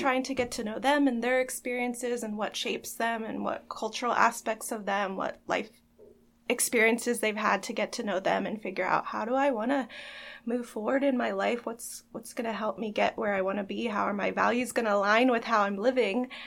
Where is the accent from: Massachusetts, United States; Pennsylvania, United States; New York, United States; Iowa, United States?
Pennsylvania, United States; Elizabethtown; I am also from Elizabethtown and kind of just ended up staying here.